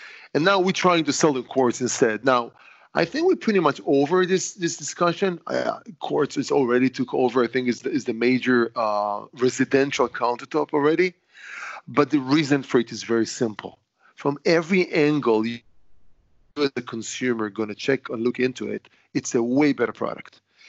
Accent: Israel; born there; English is a second language; I was born in Israel, and I'm saying, you know, I'm 55 years old with 50 years experience in stone

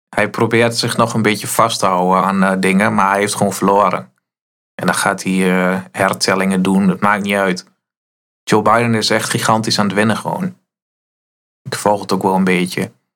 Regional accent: Netherlands

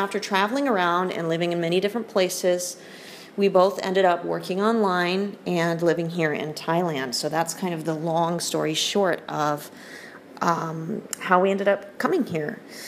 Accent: United Kingdom; because I am also British, despite my accent, and I still spell things with a U

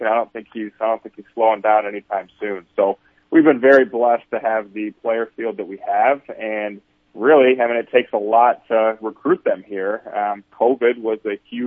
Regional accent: Jackson, Michigan, United States; also born or lived in Texas; now in Sioux Falls, United States; grew up in Michigan, in Jackson, Michigan.

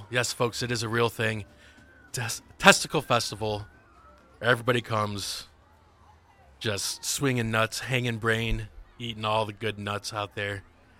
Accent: Michigan, United States; I'm originally from Michigan, and I just go around the country

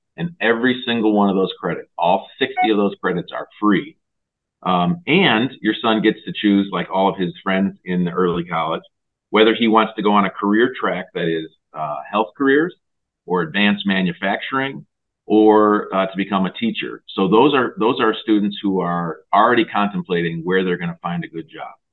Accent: West Michigan, United States; we're from West Michigan

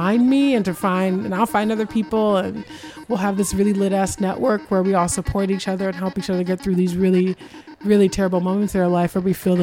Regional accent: Los Angeles, California, United States; I grew up here in LA. I grew up in South Central.

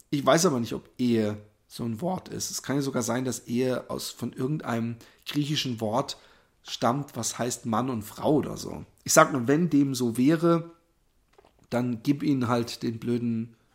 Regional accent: Germany; ich bin hier in Deutschland aufgewachsen, ich spreche keine andere Sprache.

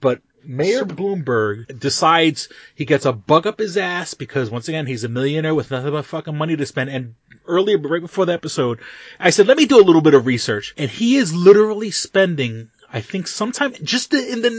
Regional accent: New York City, New York, United States; I grew up in New York City before Rudy Giuliani.

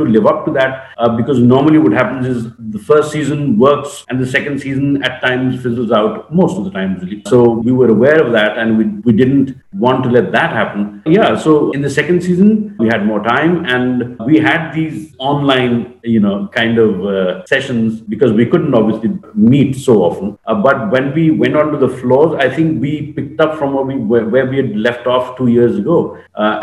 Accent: Eastern Uttar Pradesh, India; I come from Eastern UP

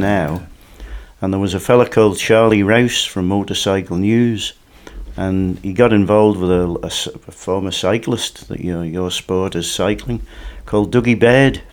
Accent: Douglas, Isle of Man; born or raised there; also born or lived in Onchan

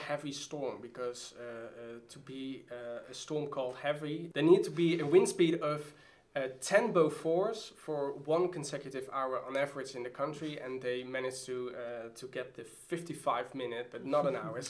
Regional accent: Roosendaal, North Brabant, Netherlands; English is a second language; Because I'm from the south. I'm from Tulpetanestad, which is carnivalish for Roosendaal.

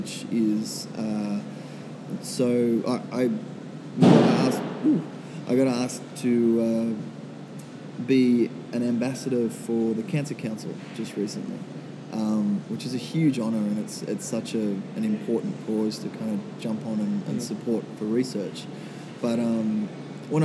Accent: Minnamurra, near Kiama, New South Wales, Australia; Minamara, which is down near Kiama. It's about 2 hours south of Sydney, and that's kind of where I have grown up the last 10 years or so.

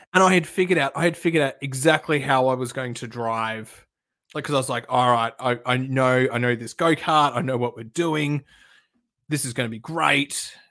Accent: Perth, Western Australia, Australia; now in Melbourne, Australia; I grew up in Perth

